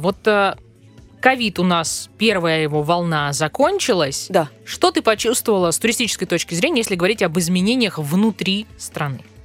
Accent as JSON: {"language": "Russian", "country": "Russia", "said": "мы, россияне"}